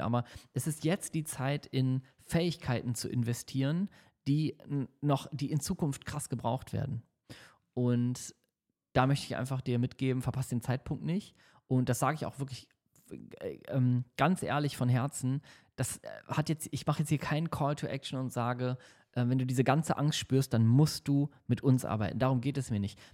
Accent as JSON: {"language": "German", "region": "Hamburg", "country": "Germany", "tie": "born or raised there", "moved": "yes", "lives_now": "Düsseldorf, Germany", "said": "in Hamburg ist in meiner Heimatstadt"}